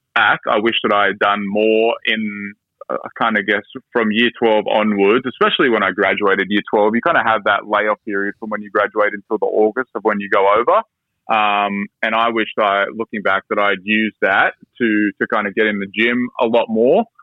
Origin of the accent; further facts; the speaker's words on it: Sydney, New South Wales, Australia; also born or lived in United States; I grew up in Sydney